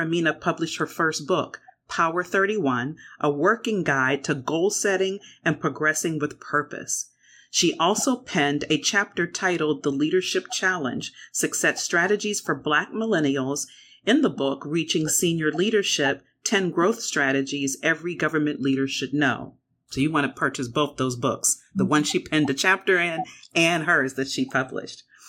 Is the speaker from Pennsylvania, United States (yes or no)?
yes; Pennsylvania, United States; Pennsylvania State University, my home state